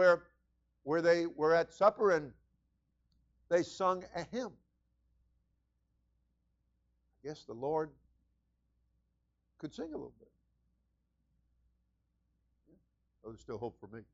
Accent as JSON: {"language": "English", "region": "New York", "country": "United States", "tie": "born or raised there", "moved": "as an adult", "lives_now": "Florida, United States", "said": "we came from New York, and we were both born and raised there, and until we were 18, I came down at 18"}